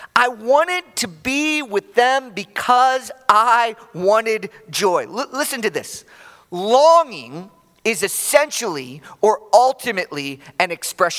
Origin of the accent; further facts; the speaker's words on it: Chicago, Illinois, United States; moved away; I'm from Chicago originally